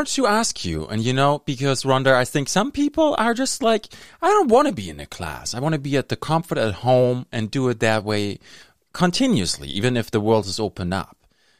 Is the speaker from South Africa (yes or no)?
no; Germany; moved away as an adult; now in Thunder Bay, Canada; I'm from Germany. I immigrated here in 2006.